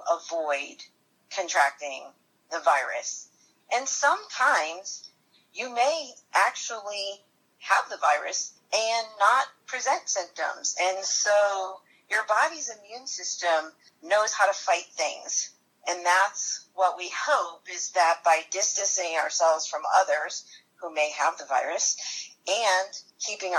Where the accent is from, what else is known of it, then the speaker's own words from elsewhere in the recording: Connecticut, United States; moved away as an adult; now in North Carolina, United States; I'm originally from Connecticut, but I've been living in North Carolina for about 28 years.